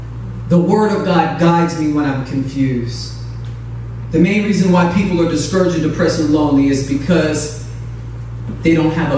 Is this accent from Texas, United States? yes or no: no; Chicago, Illinois, United States; moved away; I'm originally from Chicago, South Side, represent. I'm scared. And so my dad drove our family in a U-Haul truck from Chicago to California.